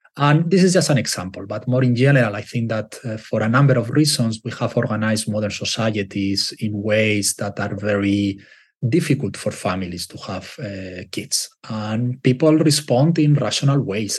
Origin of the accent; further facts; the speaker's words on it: Spain; moved away; I'm from Spain